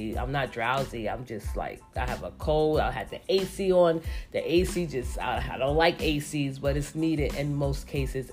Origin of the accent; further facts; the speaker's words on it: New York City, New York, United States; I am from New York City, but I am from the Bronx.